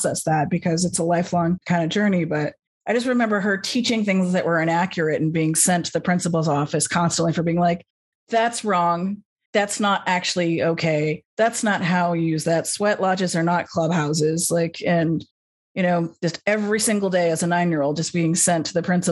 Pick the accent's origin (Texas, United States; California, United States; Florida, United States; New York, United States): California, United States; Los Angeles; I grew up in Los Angeles